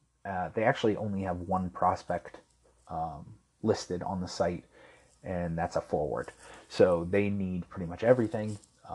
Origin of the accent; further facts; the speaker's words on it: Anaheim, California, United States; The next pick I love, obviously, because I'm from Anaheim